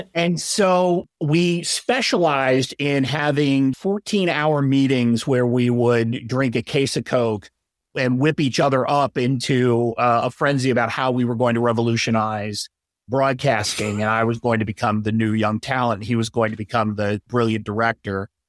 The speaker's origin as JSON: {"language": "English", "region": "Delaware", "country": "United States", "moved": "as an adult", "said": "I'm originally from Delaware"}